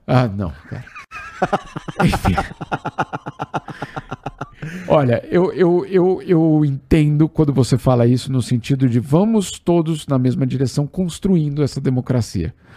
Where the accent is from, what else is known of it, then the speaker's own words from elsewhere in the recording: São Paulo, Brazil; paulistano, para quem é paulistano, o é, é, pessoal aqui sabe que a gente acha que o mundo começa em Osasco